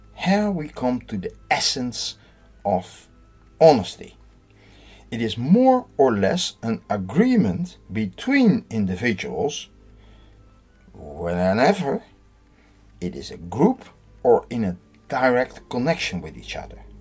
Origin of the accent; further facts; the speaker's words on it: Netherlands; I'm from the Netherlands